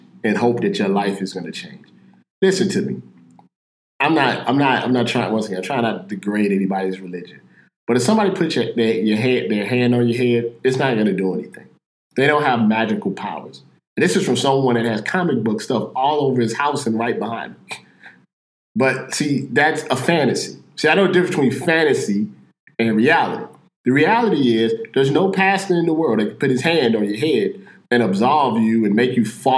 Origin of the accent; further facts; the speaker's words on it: St. Louis, Missouri, United States; I'm from Missouri, St. Louis, Missouri